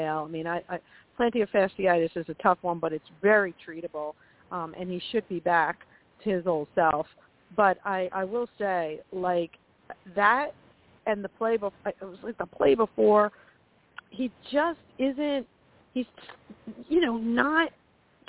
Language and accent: English; New York, United States; I'm from New York